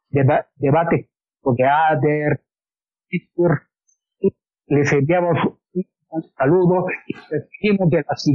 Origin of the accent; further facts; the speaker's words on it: Mexico; estamos hermanados porque somos mexicanos